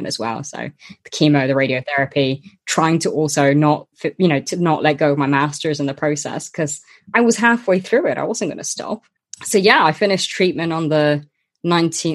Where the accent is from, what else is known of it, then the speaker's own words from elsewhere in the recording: Luxembourg; I was born and grew up in Luxembourg